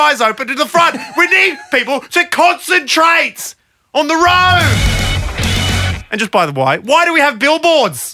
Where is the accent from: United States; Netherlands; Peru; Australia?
Australia; Growing up in Australia